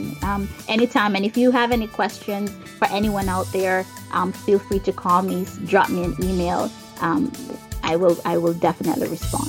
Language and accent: English; Jamaica; now in United States; Like for me, I'm from Jamaica, but here I am in the United States.